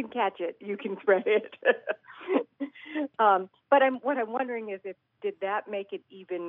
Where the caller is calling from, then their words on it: East Providence, Rhode Island, United States; I am calling from East Providence, Rhode Island.